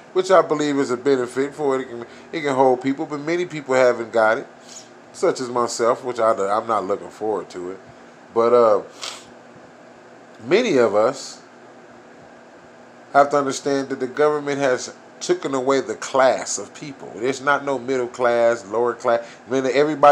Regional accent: United States; we as a American people

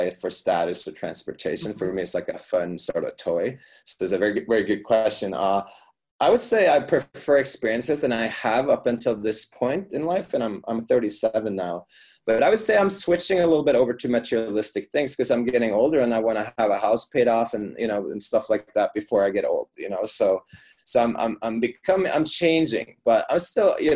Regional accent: Norway; now in Las Vegas, United States; I live in Las Vegas, so, I come from Norway

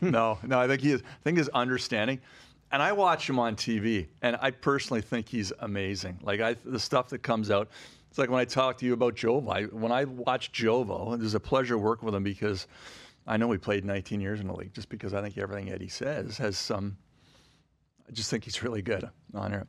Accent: Ottawa, Ontario, Canada; moved away; I grew up in Ottawa, so I, I, I went to, when I was gr-, sixth grade, I was a school patrol

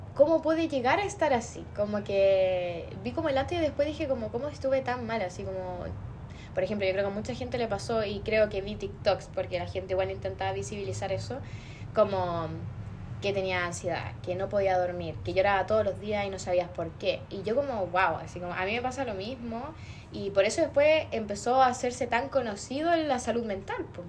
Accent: Osorno, Los Lagos, Chile; moved away as an adult; now in Temuco, Chile; yo no soy de acá de Temuco, que es donde es la Nicole, yo soy de Osorno

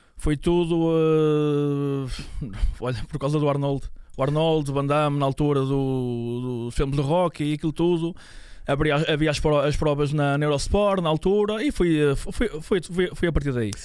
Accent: São João da Madeira, Aveiro District, Portugal; Eu sou de, de São João da Madeira

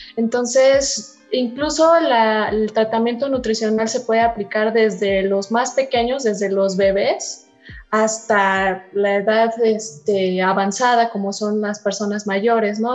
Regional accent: Mexico; como mexicanos

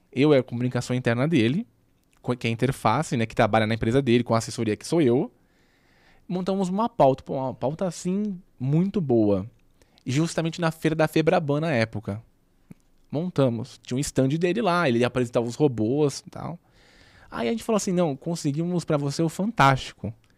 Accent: Santos, São Paulo, Brazil; moved away as an adult; now in São Paulo, Brazil; como eu sou de Santos, era muito mais difícil para mim no sentido que, se você quisesse ter uma carreira, teria que vir para São Paulo

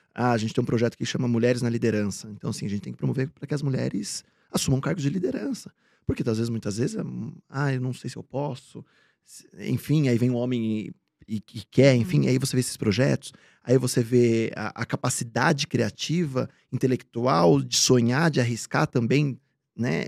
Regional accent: Bragança Paulista, São Paulo, Brazil; moved away; eu sou do interior de São Paulo, de Bragança, hum, paulista

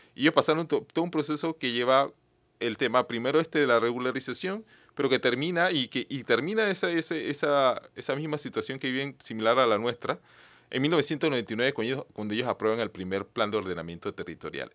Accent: Penonomé, Coclé, Panama; Yo soy de Peronomé, también

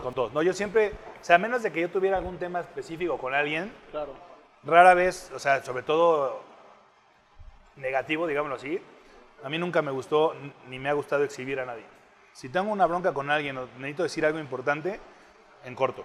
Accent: Mexico; siendo mexicano

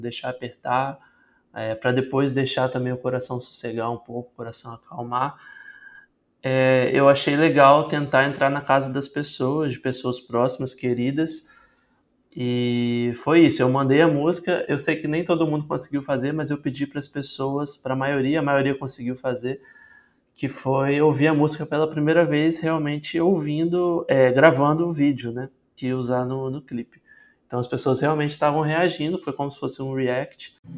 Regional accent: Vitória, Espírito Santo, Brazil; E eu sou de Vitória, no Espírito Santo, tenho 27 anos

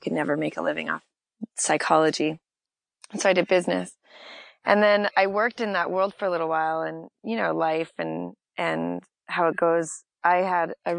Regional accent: Saskatchewan, Canada; also born or lived in California; now in Los Angeles, United States; I grew up in a small town of like 150 people in Saskatchewan

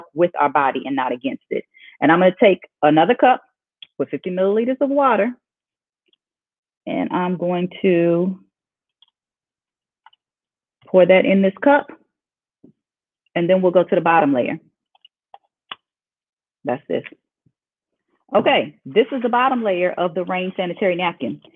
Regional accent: Oklahoma, United States; I'm from Oklahoma, born and raised

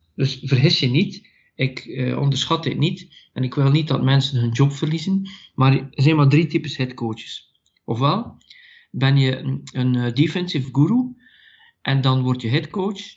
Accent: Belgium; ik ben van België en ik coach daar.

